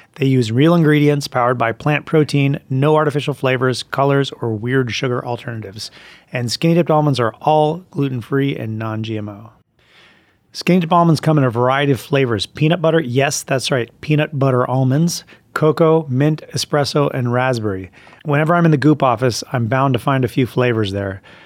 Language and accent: English; Vermont, United States; I'm from Vermont